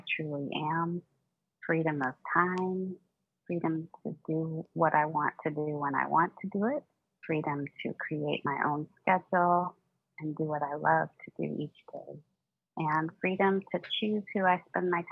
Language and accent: English; San Francisco Bay Area, California, United States; I'm from San Francisco Bay Area in California